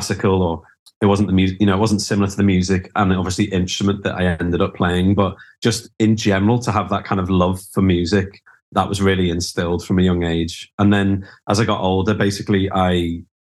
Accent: Liverpool, North West England, United Kingdom; moved away as an adult; also born or lived in London; I grew up in Liverpool

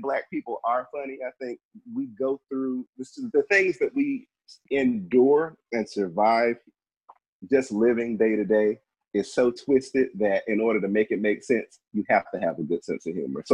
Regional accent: Washington, District of Columbia, United States; I am from the DMV. I am from Southeast

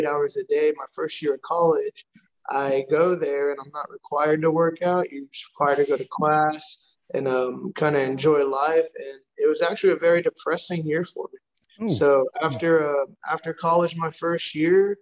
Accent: New York, United States; now in Houston, United States; from being born, kind of raised in New York, but I live in Houston, Texas

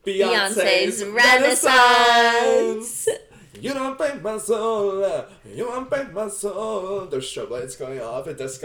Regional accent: New Jersey, United States; Said I was from Jersey.

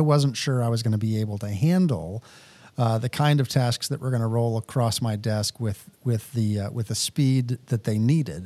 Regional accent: Texas, United States; moved away; I'm personally very much affected by the cold because I grew up in Texas.

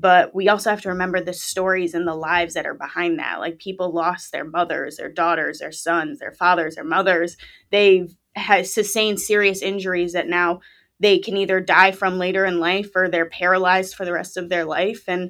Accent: Connecticut, United States; I was born and raised in Connecticut. I'm still here.

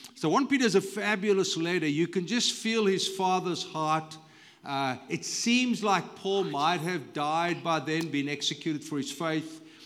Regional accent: South Africa; moved away as an adult; now in United States; when I go back to South Africa, it's familiar, but it's not really home anymore

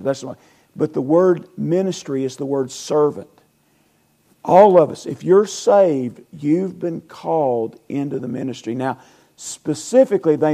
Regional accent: Weaver, Alabama, United States; I'm from Calhoun County.

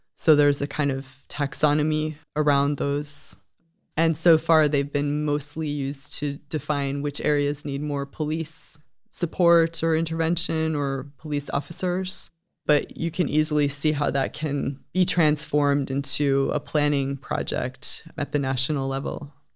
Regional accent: United States; now in Sweden; As an American coming to Sweden

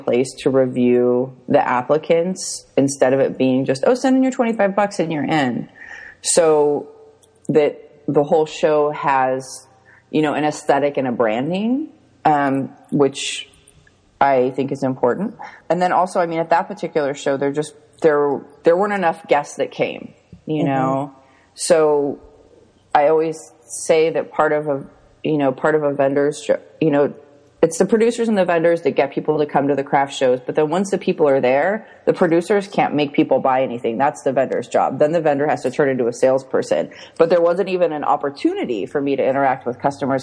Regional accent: Orange County, California, United States; also born or lived in San Francisco / Los Angeles; I grew up in Orange County and then I moved to San Francisco and then I moved to LA and Hollywood and then I moved back to Orange County.

